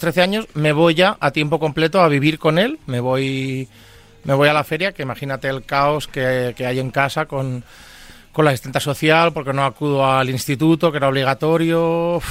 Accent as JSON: {"language": "Spanish", "town": "Manresa", "region": "Catalonia", "country": "Spain", "tie": "born or raised there", "moved": "as an adult", "lives_now": "Madrid, Spain", "said": "Yo soy nacido de Manresa, en Barcelona."}